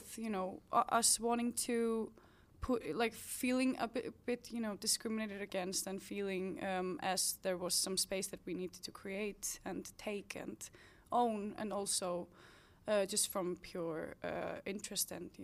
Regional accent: Reykjavik, Capital Region, Iceland; I'm from here, from the capital

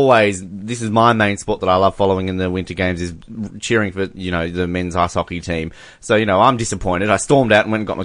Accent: Australia; we're Australian

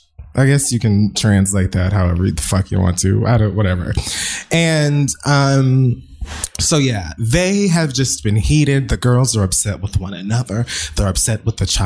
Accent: Jamaica; also born or lived in Miami, Florida; I'm Jamaican

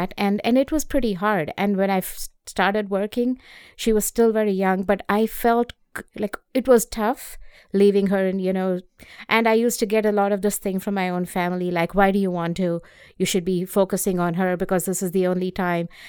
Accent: India; moved away as an adult; also born or lived in North Carolina; now in Boston, United States; I grew up in India.

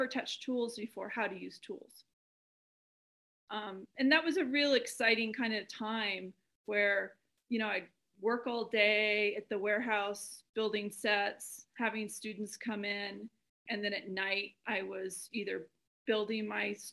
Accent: Albuquerque, New Mexico, United States; They moved out to Albuquerque when I was a year old, Albuquerque, New Mexico.

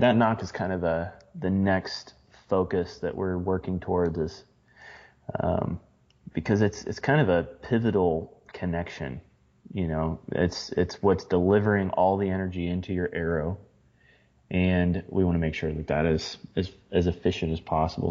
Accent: Midwest, United States; growing up in the Midwest, hunting in the Midwest

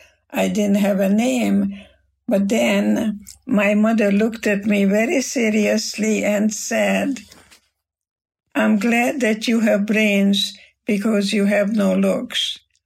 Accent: Germany; now in United States; Because when I came to America from Germany, and there was a big, big storm in the English Channel

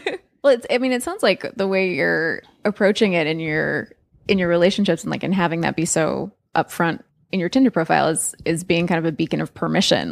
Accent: California, United States; also born or lived in Australia; now in New York, United States; we grew up in California, but now live in New York

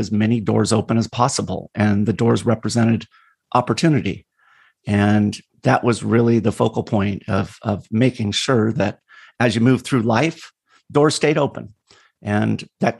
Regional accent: California, United States; I grew up in California. I'm a third generation Californian

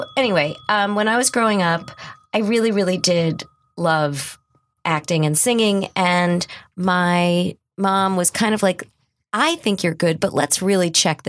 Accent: Westchester, New York, United States; I lived in Westchester. I grew up in Westchester.

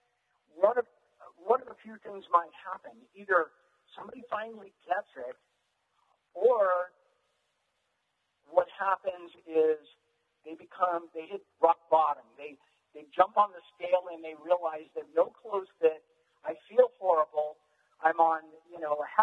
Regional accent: Gilroy, California, United States; I grew up in Gilroy, California, which when I was growing up was very rural

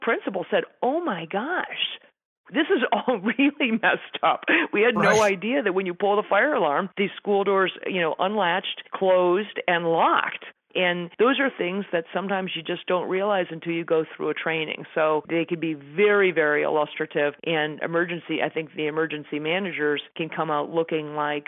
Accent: Colorado, United States; my home state

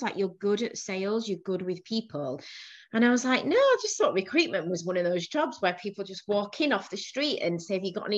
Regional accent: Bradford, Yorkshire and the Humber, United Kingdom; also born or lived in Manchester / Leeds; I'm a northerner. Yorkshire born and bred. I was born in Bradford

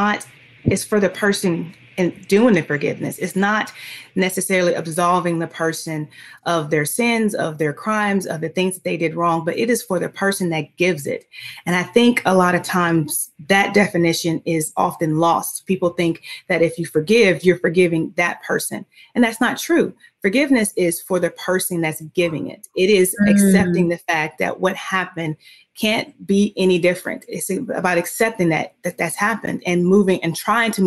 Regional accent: Dothan, Alabama, United States; my hometown of Dothan, Alabama

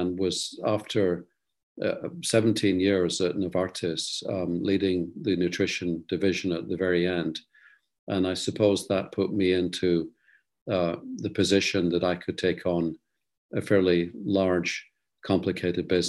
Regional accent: Scotland, United Kingdom; moved away; also born or lived in Netherlands; being a Scotsman

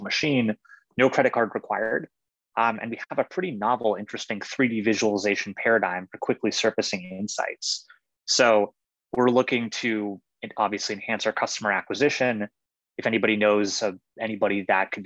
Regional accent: Johannesburg, Gauteng, South Africa; I'm from South Africa. I was born in Johannesburg, which is a pretty high city.

